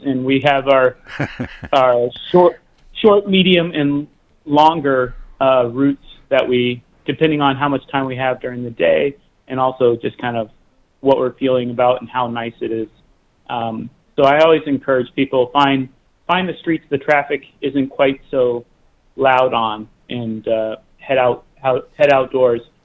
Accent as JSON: {"language": "English", "region": "Oklahoma", "country": "United States", "tie": "born or raised there", "moved": "yes", "said": "I grew up in Oklahoma and we didn't have insulated boots um, because it didn't snow there very"}